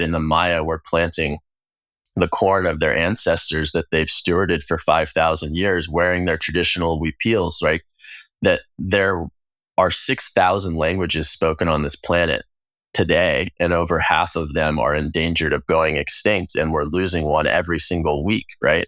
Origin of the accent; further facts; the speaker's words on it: United States; gay queer person growing up in the United States